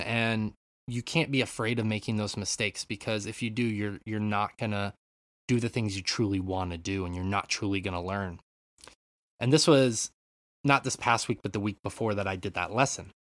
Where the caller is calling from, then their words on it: Japan; I'm calling in from Japan